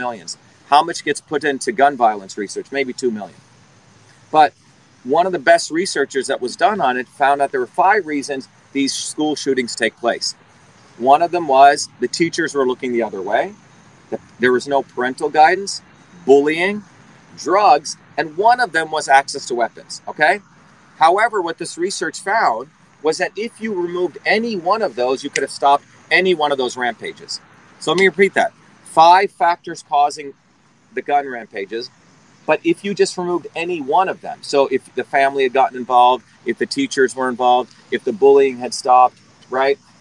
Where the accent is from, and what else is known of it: New Jersey, United States; born or raised there; also born or lived in India / Newark, New Jersey